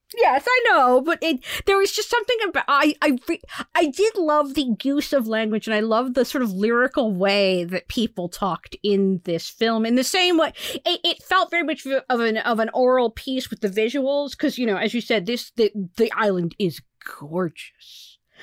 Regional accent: United States; as an American

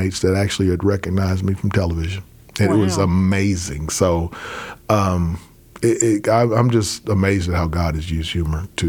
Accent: Arkansas, United States; when I was growing up in Arkansas

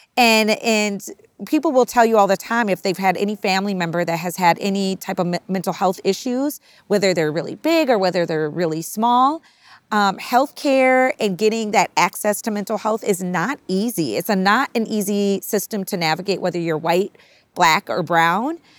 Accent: Minnesota, United States; my mother's from Minnesota. We're from Minnesota

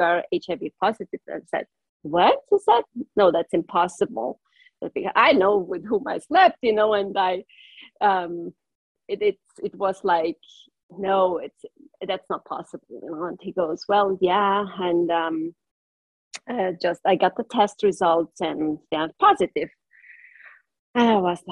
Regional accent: northern Italy, Italy; first language German; English is a second language; moved away as an adult; also born or lived in Switzerland / Brazil; now in United States; My native language is German because I come from the very northern part of Italy, where there is a part where we speak three different languages and also German.

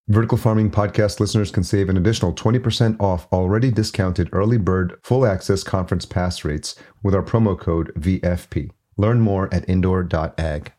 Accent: Yonkers, New York, United States; moved away as an adult; also born or lived in Los Angeles; now in Minnesota, United States; I grew up in New York, grew up in Yonkers, New York

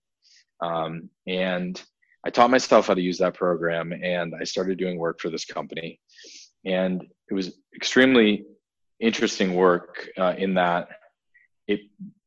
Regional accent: Massachusetts, United States; I grew up in Massachusetts, and I was in, I lived in a very rural blue collar town

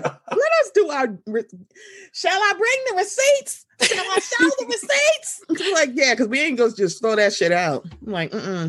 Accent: Maryland, United States; Oh, I'm from Maryland, so I'm under the Mason-Dixon line, so I'm Southern too.

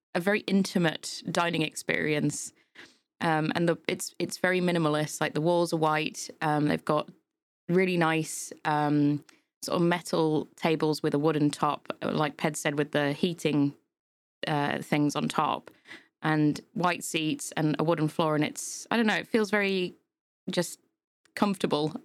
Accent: Yorkshire and the Humber, United Kingdom; now in Milton Keynes, United Kingdom; I'm come from Yorkshire, so hills there are just insane.

